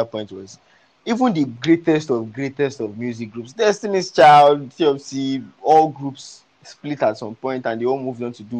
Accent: Nigeria; when I was still growing up in Suleri

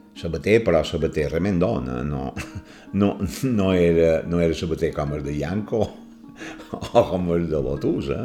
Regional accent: Palma, Balearic Islands, Spain; néixer el 29 de gener de l'any 1949, a Palma, en el carrer Real

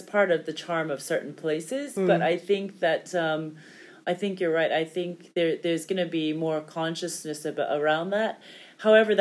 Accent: United States; moved away; I'm from the States and my family's there

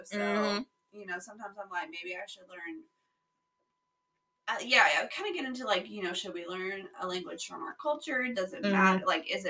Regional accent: United States; So as soon as they know that I'm English, I'm American, you know, they'll speak English to me.

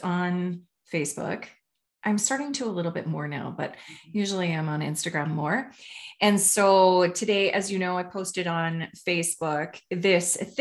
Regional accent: Canada; I'm Canadian

